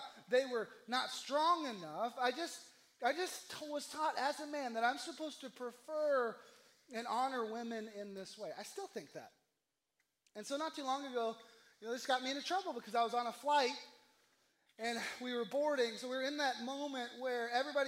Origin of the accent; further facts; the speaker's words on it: the South, United States; I'm from the South